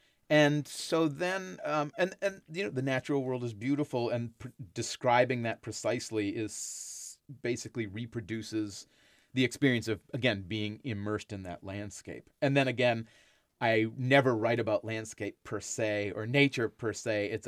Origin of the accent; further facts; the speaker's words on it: Enon, Massachusetts, United States; Enon is the colonial name for the town I grew up in on the North Shore of Boston.